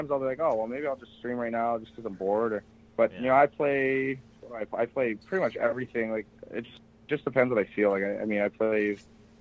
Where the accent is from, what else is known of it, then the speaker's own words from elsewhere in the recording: Detroit, Michigan, United States; also born or lived in Binghamton, New York; I grew up in Detroit